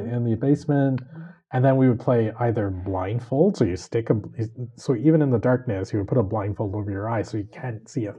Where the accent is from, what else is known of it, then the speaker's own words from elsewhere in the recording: Montreal, Quebec, Canada; now in Sweden; when I was growing up in Montreal and we grew up downtown